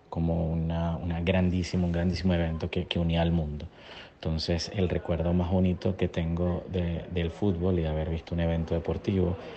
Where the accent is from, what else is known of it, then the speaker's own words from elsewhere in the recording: Puerto Ordaz, Bolívar, Venezuela; nací en Puerto Ordaz, vengo del sur del país